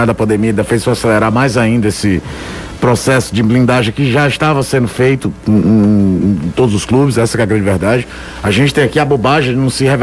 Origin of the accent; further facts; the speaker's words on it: Belo Horizonte, Minas Gerais, Brazil; eu cresci na Savassi, velho.